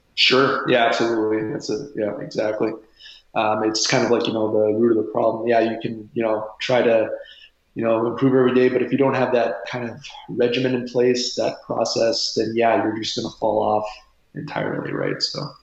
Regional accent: Windsor, Ontario, Canada; I was born and raised in Windsor, Ontario, Canada, uh, right across the river here from Detroit.

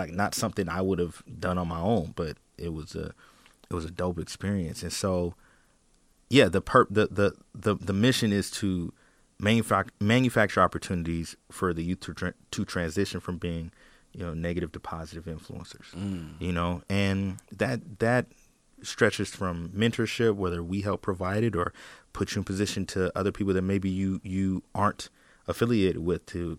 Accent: Portland, Oregon, United States; I'm from Portland, born and raised

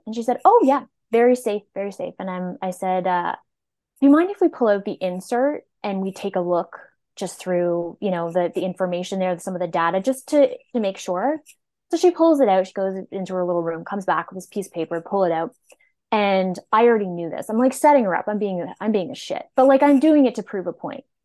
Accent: Nova Scotia, Canada; moved away as an adult; I'm from Nova Scotia, and I moved here to go to school and then never went home

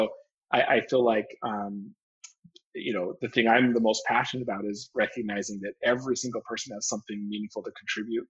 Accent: just outside of Salt Lake City, rural Utah, United States; moved away as an adult; now in Massachusetts, United States; I grew up in just outside of Salt Lake City

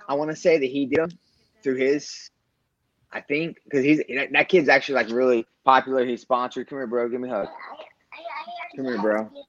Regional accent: United States; I grew up in Polk County. I mean, I was an FFA. I was, you know, I raised animals and stuff. Like, I'm about as country as they come when it comes down to, like, how I was raised.

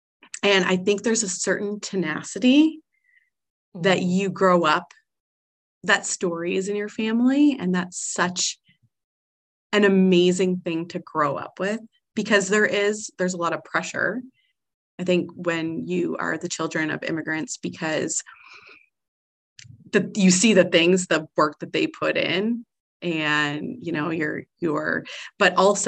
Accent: Canada; I mean, we're both Canadian, so we are so blessed in that.

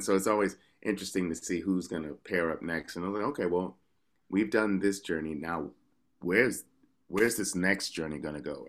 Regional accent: New York, United States; I'm from New York, so I don't even consider that an accent

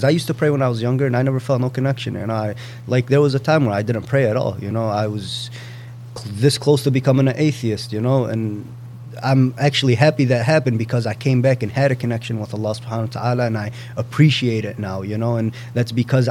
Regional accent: United States; I grew up in this country

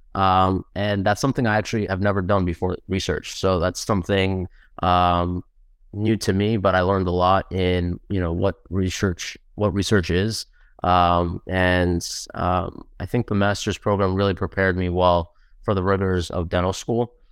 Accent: New Jersey, United States; also born or lived in Queens, New York; grew up mostly in Jersey, so we're Jersey boys

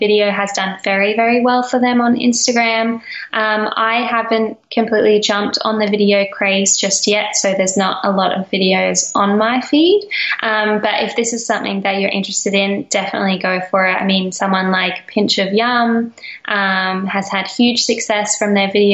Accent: Australia; for me being Australian

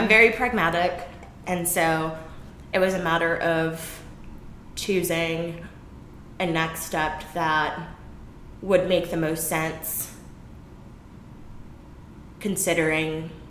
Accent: Midwest, United States; moved away as an adult; also born or lived in East Coast, United States; now in Austin, United States; I grew up in the Midwest, went to college out on the East Coast, wanted to stay on the East Coast. And then just really like pivoted again due to a couple different variables, but like mostly COVID, and moved to Austin, Texas

